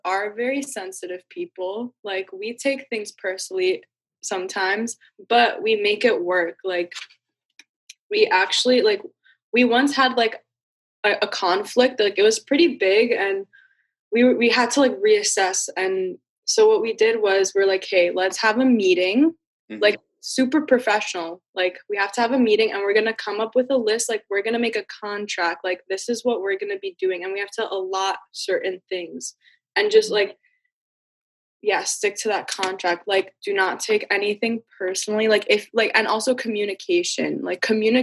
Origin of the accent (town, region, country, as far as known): New York City, New York, United States; moved away